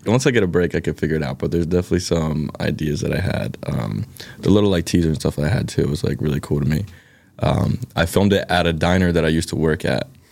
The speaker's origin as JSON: {"language": "English", "town": "Philadelphia", "region": "Pennsylvania", "country": "United States", "accent": "Philly", "said": "my Philly accent's gonna come out, like, really thick"}